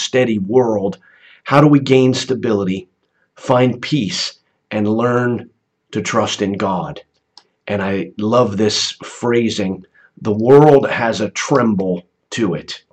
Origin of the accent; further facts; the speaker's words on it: United States; growing up in the United States